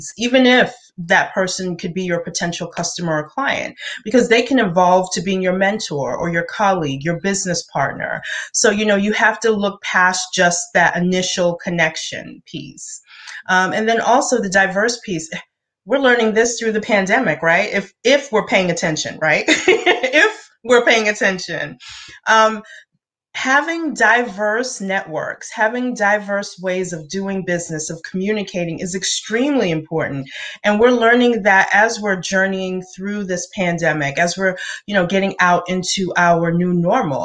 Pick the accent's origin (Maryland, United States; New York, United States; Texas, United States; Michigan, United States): New York, United States; Brooklyn; first language English; now in Atlanta, United States; I was born and raised in Brooklyn and came here to Georgia